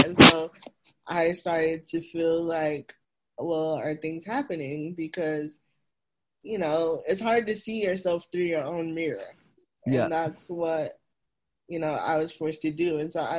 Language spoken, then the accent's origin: English; the South, United States; growing up in the South, it's very conservative